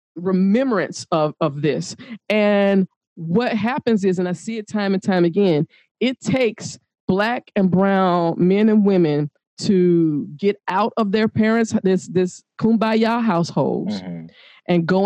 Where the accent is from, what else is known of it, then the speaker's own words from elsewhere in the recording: the South, United States; how I grew up in the South.